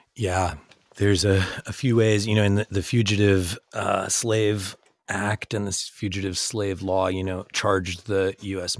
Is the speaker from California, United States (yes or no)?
yes; San Francisco Bay Area, California, United States; I grew up in the San Francisco Bay Area